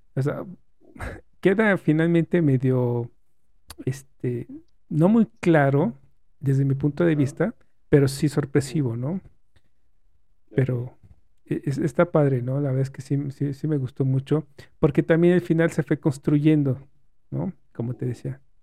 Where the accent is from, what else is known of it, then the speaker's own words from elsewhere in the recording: Mexico; como mexicano